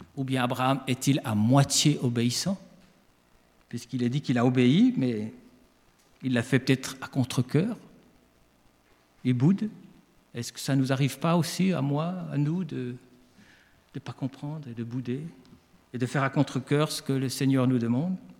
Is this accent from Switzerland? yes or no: yes; Switzerland; accent: Swiss; now in France; Je suis né en Suisse, donc je suis un immigré.